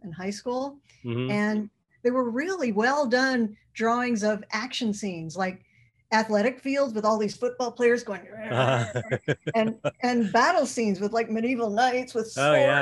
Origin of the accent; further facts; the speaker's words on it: Boston, Massachusetts, United States; I grew up in, I was born in Boston. I was born in Boston, Mass